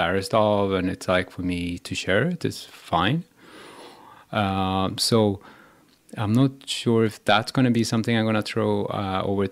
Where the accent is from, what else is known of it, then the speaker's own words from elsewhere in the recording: Sweden; also born or lived in Iran; So I was adopted from Iran. So when I was 2 years old, I went to Sweden. And then I grew up with Swedish people